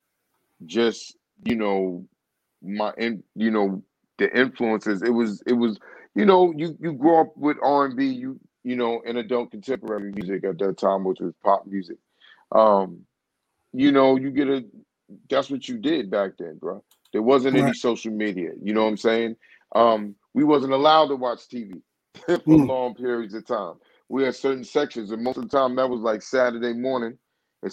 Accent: New York City, New York, United States; growing up in East New York

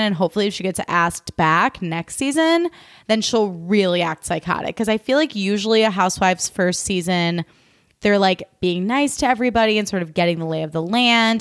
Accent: Midwest, United States; I'm from the Midwest

